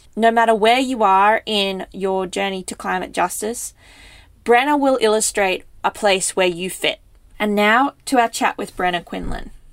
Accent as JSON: {"language": "English", "region": "New South Wales", "country": "Australia", "said": "I'm from New South Wales"}